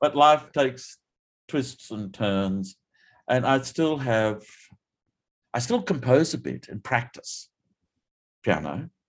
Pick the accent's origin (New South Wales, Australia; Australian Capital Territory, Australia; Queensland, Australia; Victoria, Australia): Queensland, Australia; Theodore; also born or lived in Rockhampton, Queensland / Yeppoon, Queensland; I was born in Rocky a few years ago now, and my hometown of Theodore uh, is is um, just a little what's now two hours southwest of Rocky.